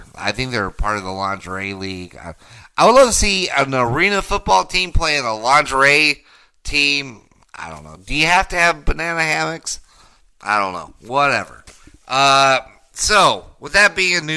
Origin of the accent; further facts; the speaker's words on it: Denver, Colorado, United States; I grew up in Denver, Colorado. I went to a high school, John F. Kennedy High School